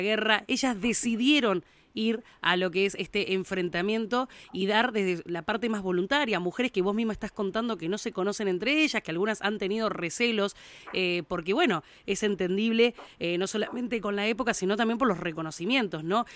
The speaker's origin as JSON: {"language": "Spanish", "town": "Río Gallegos", "region": "Santa Cruz", "country": "Argentina", "tie": "born or raised there", "said": "nací en Río Gallegos, un poco más después en el 86"}